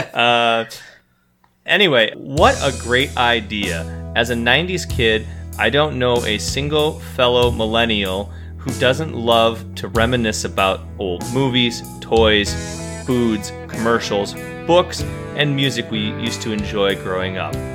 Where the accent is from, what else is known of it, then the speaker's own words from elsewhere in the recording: Midwest, United States; we grew up in the Midwest